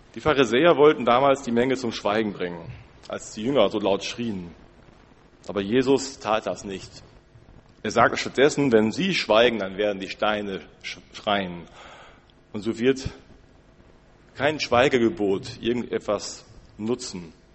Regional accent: Germany; Als Deutsche

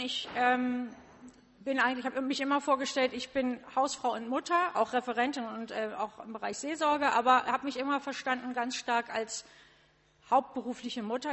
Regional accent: a village near Cuxhaven, Lower Saxony, Germany; ich komme, ähm, wie gesagt, außerhalb von Cuxhaven, zehn Kilometer entfernt, ein kleines Dorf

